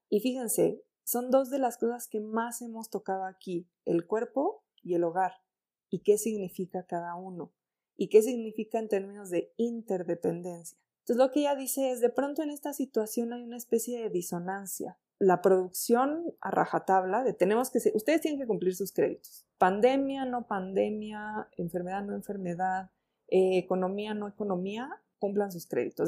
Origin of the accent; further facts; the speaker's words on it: Mexico; Quienes vivimos en las grandes urbes y además ahí sí somos mexicanos